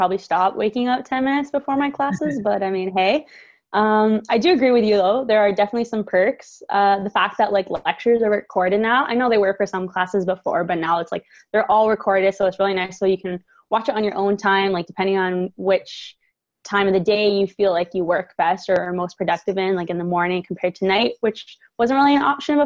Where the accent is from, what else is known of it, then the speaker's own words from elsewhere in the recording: Hamilton, Ontario, Canada; I'm born and raised in Hamilton